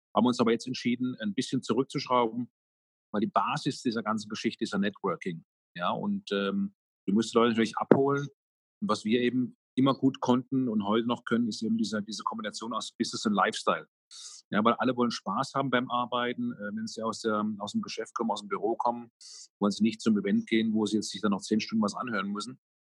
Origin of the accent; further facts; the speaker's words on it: Karlsruhe, Baden-Württemberg, Germany; hier in meiner Heimatstadt in Karlsruhe